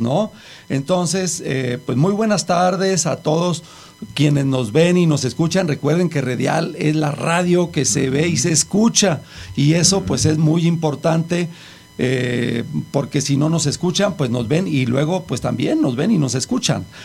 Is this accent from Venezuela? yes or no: no; Mexico; cuáles eran las cosas que nos distinguían Distinguían mm. como mexicanos